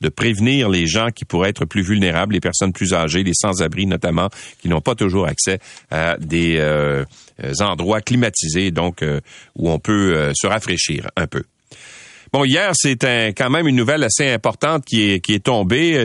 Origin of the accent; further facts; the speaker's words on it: Quebec, Canada; chez nous au Québec